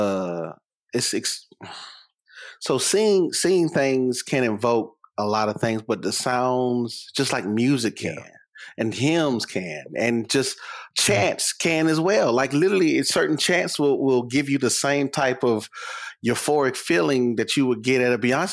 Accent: Durham, North Carolina, United States; I'm from Durham

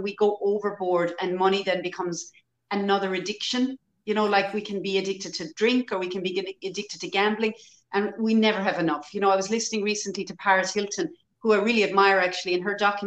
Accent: Ireland; in Ireland, our historically as Irish people, we were always very poor

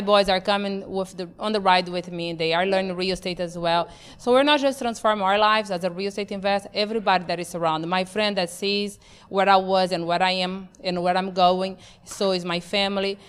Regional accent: Brazil; moved away; born and raised in Brazil, not just Brazil, because they're like, wow, Brazil, yes. My Brazil was in the Amazon

